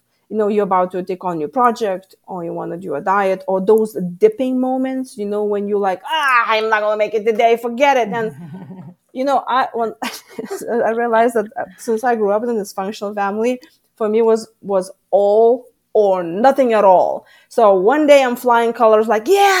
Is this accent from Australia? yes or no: no; Lithuania; moved away as an adult; now in United States; I come from Lithuania.